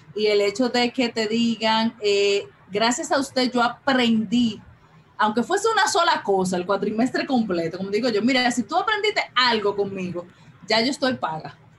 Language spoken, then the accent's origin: Spanish; Santo Domingo, Distrito Nacional, Dominican Republic; Yo vivo en Santo Domingo, nací, me crié, crecí todo en Santo Domingo